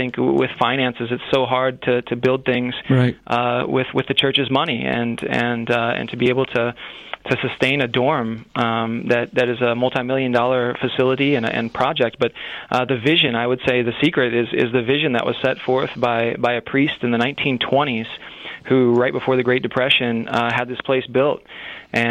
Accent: Bloomington, Illinois, United States; also born or lived in South Carolina / Chile; I'm from Bloomington, Illinois, which is just an hour from here

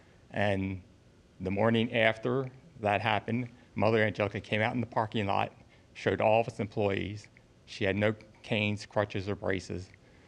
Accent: Irondale, Alabama, United States; I'm from Irondale.

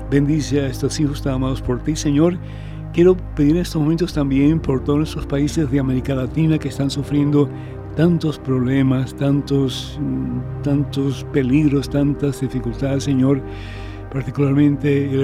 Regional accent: Venezuela; Soy venezolana, pero sin embargo no me gusta ese nombre para Mamá María.

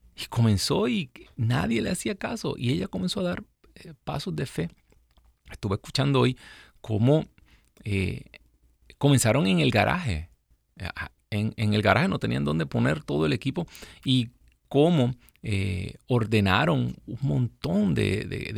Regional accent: Puerto Rico; moved away; mi gente linda allá en mi isla

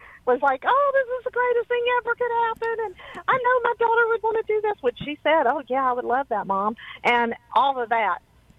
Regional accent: Louisiana, United States; I'm not from New Orleans. We're closer to Dallas, the Arklatex, so I don't have quite the Cajun.

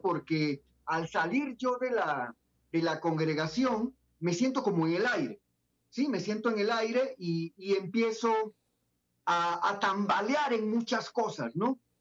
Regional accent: Pocrí, Los Santos, Panama; moved away as an adult; now in Guatemala; Yo soy panameño, nací en un pueblito en Panamá llamado Pocri, muy cerca de la playa. Eh, ahí viví hasta los 18 años

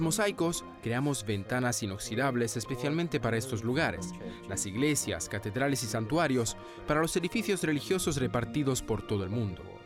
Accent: France

